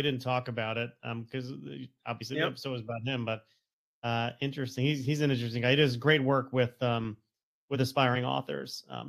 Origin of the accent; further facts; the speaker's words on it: Stamford, Connecticut, United States; I grew up in Stamford, Connecticut